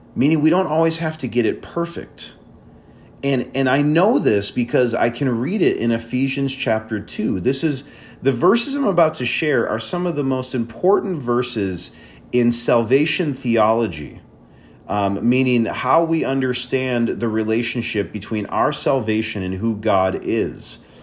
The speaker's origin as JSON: {"language": "English", "region": "Wisconsin", "country": "United States", "also_born_or_lived": "Chicago area", "moved": "as an adult", "said": "we're in Wisconsin, and, um, I'm originally from Wisconsin. So coming back home"}